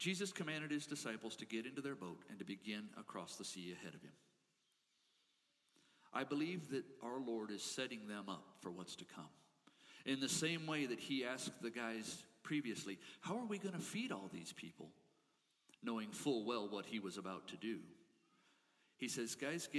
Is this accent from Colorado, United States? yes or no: yes; Colorado, United States; I grew up in small town Colorado